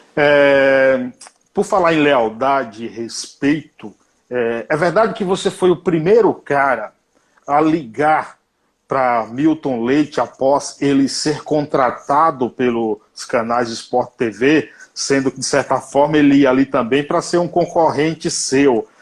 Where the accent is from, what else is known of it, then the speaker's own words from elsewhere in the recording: Bahia, Brazil; Como eu sou baiano